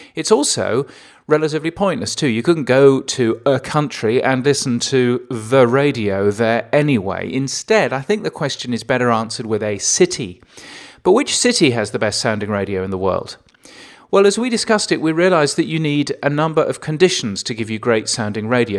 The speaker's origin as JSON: {"language": "English", "region": "England", "country": "United Kingdom", "said": "as an Englishman, I'm inherently lazy"}